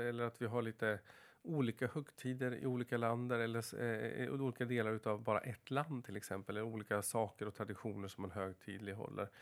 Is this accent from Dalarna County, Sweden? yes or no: yes; Floda, Dalarna County, Sweden